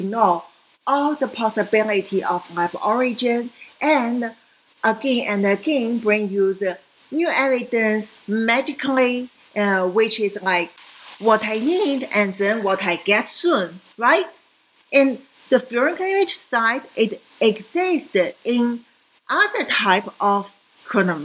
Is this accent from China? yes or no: yes; China; moved away; also born or lived in Hong Kong; I came from China